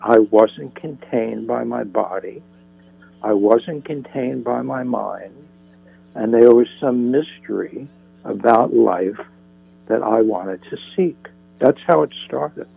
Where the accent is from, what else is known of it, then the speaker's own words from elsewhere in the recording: northern New Jersey, United States; now in Santa Monica, United States; I grew up in New Jersey